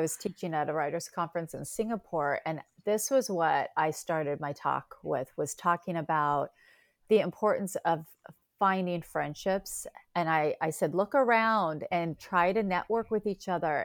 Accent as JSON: {"language": "English", "region": "Northern California", "country": "United States", "also_born_or_lived": "Pacific Northwest, outside Seattle", "moved": "yes", "lives_now": "Seattle area, United States", "said": "I'm from Northern California"}